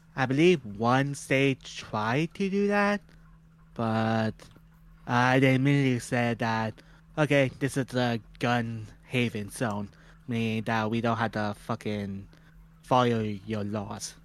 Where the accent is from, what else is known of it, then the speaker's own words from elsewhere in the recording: Canada; we're Canadian